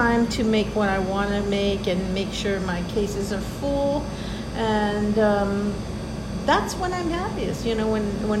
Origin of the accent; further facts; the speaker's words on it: San Gabriel Valley, California, United States; I'm from the San Gabriel Valley.